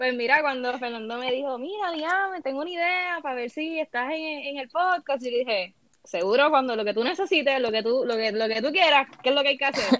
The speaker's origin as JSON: {"language": "Spanish", "country": "Puerto Rico", "said": "como mujer que evidentemente soy puertorriqueña"}